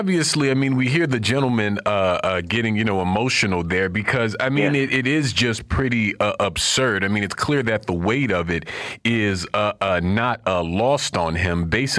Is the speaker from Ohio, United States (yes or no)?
no; Florida, United States; Florida, my home state